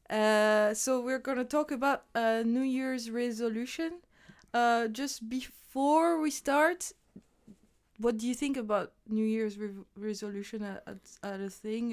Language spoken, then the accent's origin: English; France; moved away; my hometown in France